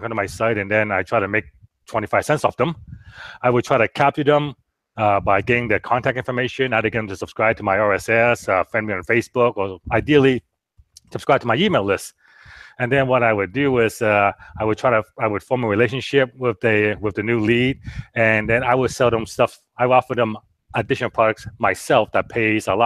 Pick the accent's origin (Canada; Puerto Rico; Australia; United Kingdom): Canada; Vancouver, British Columbia; moved away as an adult; now in Orange County, United States; I was from Vancouver